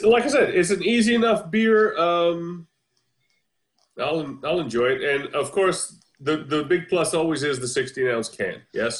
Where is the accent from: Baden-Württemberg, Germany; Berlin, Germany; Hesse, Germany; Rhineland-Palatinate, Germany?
Hesse, Germany; Seligenstadt; born there; I was born in Seligenstadt, Germany.